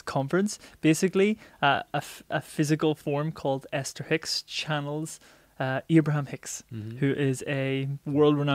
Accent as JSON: {"language": "English", "region": "Northern Ireland", "country": "United Kingdom", "tie": "born or raised there", "said": "where I was brought up is like right on the border. Oh. So my address is in Northern Ireland"}